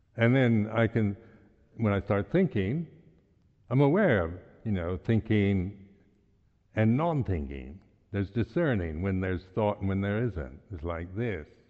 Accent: United States; moved away; I'm an American

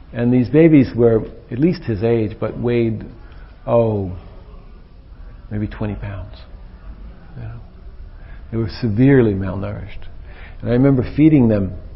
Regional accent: United States; being an American

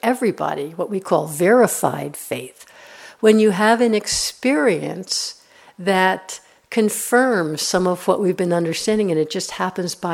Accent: New York, United States; I'm from New York

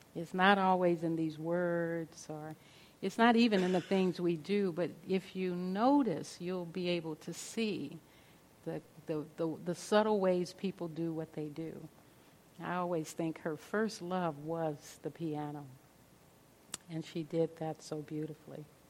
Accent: Los Angeles, California, United States; growing up in South Central Los Angeles

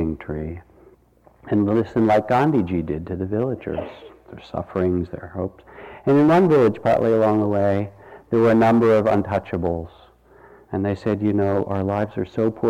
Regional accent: Massachusetts, United States; When I grew up in Massachusetts, we had the blue laws

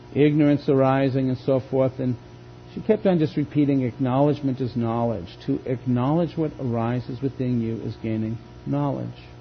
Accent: Boston, Massachusetts, United States; born or raised there; moved away

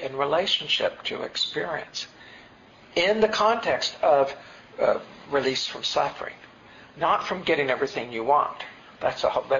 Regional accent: the Appalachians, Tennessee, United States; also born or lived in New York; now in California, United States; I grew up in Tennessee in the Appalachians, and then spent 10 years in New York, and then have been in California for the last 20 years

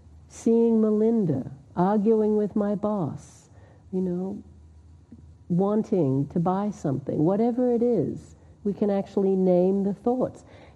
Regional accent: Australia; now in United States; moved here in 1988, so I've been here for a long time, but people still think I have an accent. I'm Australian. When I go to Australia, they think I'm American, because now I picked up somewhat this accent, but anyway, I do come from Australia.

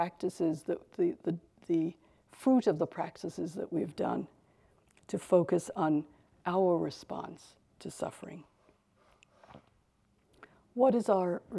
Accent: New York, United States; I'm from New York, I live in New York, a little out of the city, but I spent a lot of years living in the city

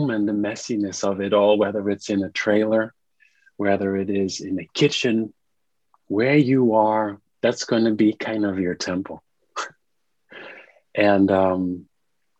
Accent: Netherlands; now in New York, United States; I'm zooming in from the Netherlands, which is my home country.

